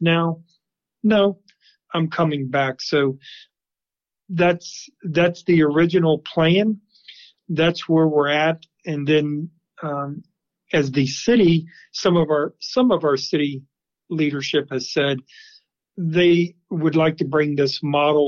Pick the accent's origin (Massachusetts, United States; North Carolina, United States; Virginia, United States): Virginia, United States; Manassas; I grew up here in Manassas